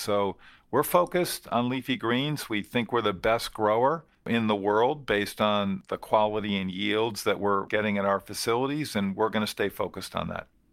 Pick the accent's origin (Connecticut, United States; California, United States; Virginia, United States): Connecticut, United States; moved away as an adult; now in Massachusetts, United States; where I grew up in our business, Pride's Corner Farms in Connecticut